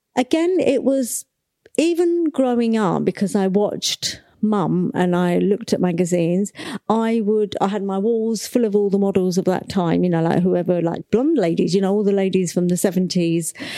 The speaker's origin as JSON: {"language": "English", "country": "Nigeria", "tie": "born or raised there", "said": "I was born in nineteen sixty-one and I was born in Nigeria, in Africa"}